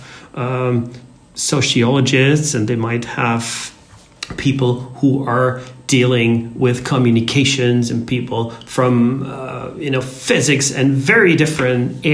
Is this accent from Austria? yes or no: yes; Austria; I come from Austria, which is located in the center of Europe, rather conservative